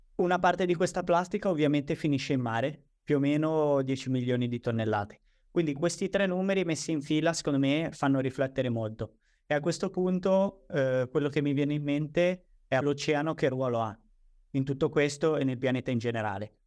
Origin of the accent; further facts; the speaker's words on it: Genoa, Liguria, Italy; io sono di Genova